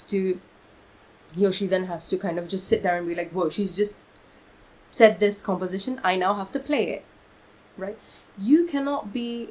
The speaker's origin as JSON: {"language": "English", "region": "London", "country": "United Kingdom", "tie": "born or raised there", "also_born_or_lived": "Kolkata, India", "moved": "as an adult", "lives_now": "India", "said": "I was born in Kolkata, and then I moved to London when I was, like, 5.5, 6 years old"}